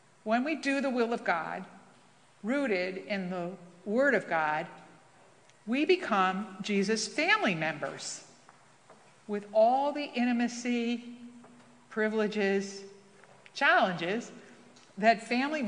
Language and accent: English; New York, United States; moved away; as a New Yorker